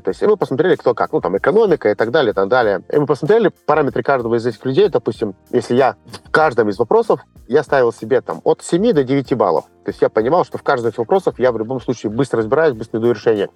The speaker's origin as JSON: {"language": "Russian", "country": "Moldova", "also_born_or_lived": "China", "moved": "yes", "said": "я из Молдавии."}